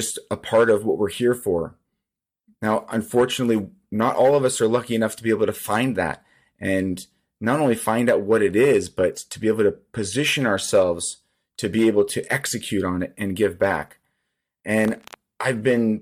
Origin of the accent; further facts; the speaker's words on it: Seattle, Washington, United States; I grew up in Seattle, Washington